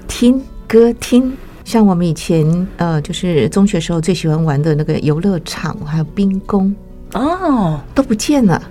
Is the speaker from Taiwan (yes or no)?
yes; Taichung, Taiwan; moved away; also born or lived in Taipei; 我是台中长大的